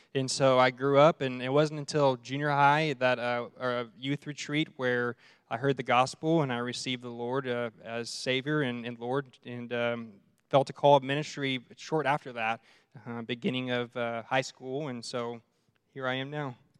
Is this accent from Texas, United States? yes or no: yes; Arlington, Texas, United States; moved away as an adult; now in Amarillo, United States; I'm from Dallas Fort Worth area, and um, been in ministry for 12 years and privilege of serving in uh, the church I grew up in in uh, Arlington, Texas